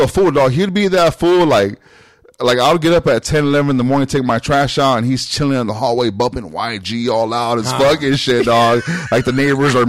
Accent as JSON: {"language": "English", "town": "Long Beach", "region": "California", "country": "United States", "tie": "born or raised there", "said": "I grew up in Long Beach, dog, around black people"}